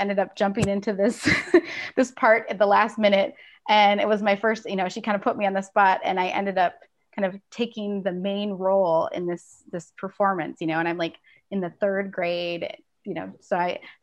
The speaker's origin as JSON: {"language": "English", "town": "Minneapolis", "region": "Minnesota", "country": "United States", "tie": "born or raised there", "said": "I grew up in the Twin Cities"}